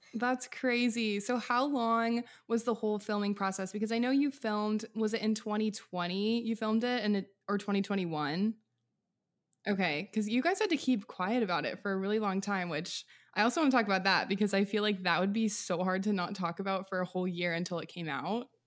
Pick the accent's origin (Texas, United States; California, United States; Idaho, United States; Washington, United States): Washington, United States; Monroe; moved away as an adult; also born or lived in Malibu; now in Nashville, United States; I grew up outside of Seattle in a small farm town called Monroe, lived there my entire life, zero through eighteen